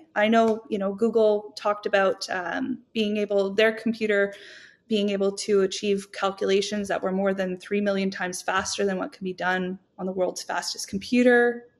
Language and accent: English; Canada; I'm Canadian